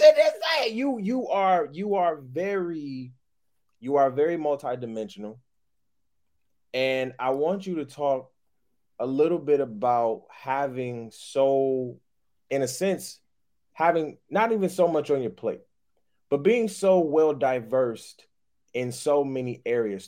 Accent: Detroit, Michigan, United States; moved away as an adult; also born or lived in Grand Rapids, Michigan; living in Detroit, growing up in Detroit, and then going to college for eight years

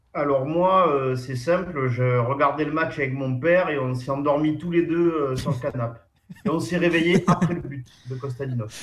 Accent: Plan-de-Cuques, Provence-Alpes-Côte d'Azur, France; chez moi à Plan de Cuc

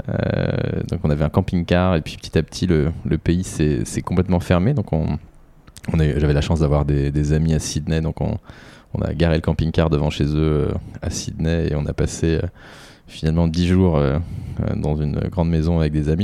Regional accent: Boulogne-Billancourt, Île-de-France, France; also born or lived in Sèvres / Brittany; j'ai grandi en Ile-de-France, je suis né à Sèvres et j'ai grandi à Boulogne

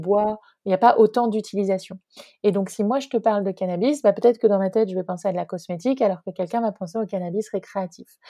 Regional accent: near Rennes, Brittany, France; also born or lived in Nantes; j'ai grandi en Bretagne, j'ai grandi à côté de Rennes, où je suis actuellement.

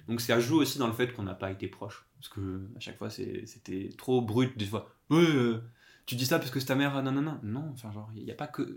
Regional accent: Corsica, France; moved away as an adult; also born or lived in Toulouse / Paris region; now in Paris, France; j'ai grandi en Corse.

